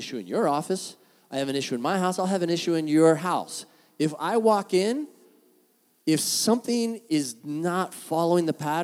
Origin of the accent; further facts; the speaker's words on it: San Diego, California, United States; moved away as an adult; now in Orange County, United States; being from San Diego